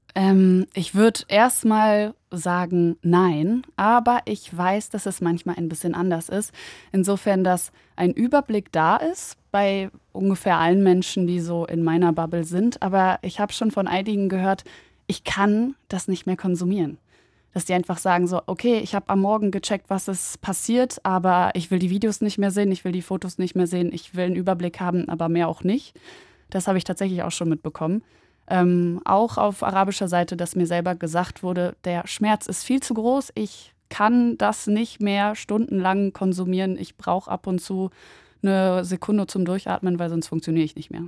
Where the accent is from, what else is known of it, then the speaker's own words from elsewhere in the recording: Germany; mein Vater ist äh, Palästinenser und äh, meine Mutter Polin, ich bin in Deutschland geboren